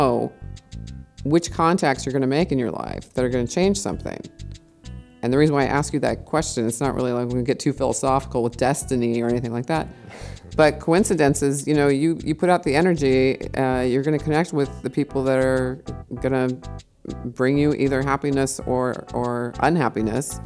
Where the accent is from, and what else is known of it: United States; moved away as an adult; also born or lived in Los Angeles; now in Berlin, Germany